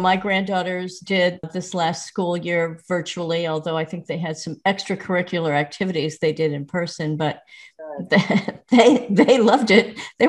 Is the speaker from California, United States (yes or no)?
no; Missouri, United States; moved away; I'm originally from Missouri and I have family in Kansas City